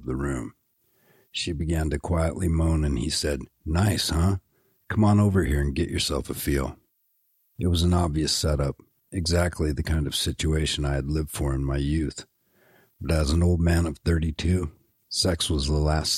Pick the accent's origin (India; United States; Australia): United States; Seattle, Washington; I was a singer from Seattle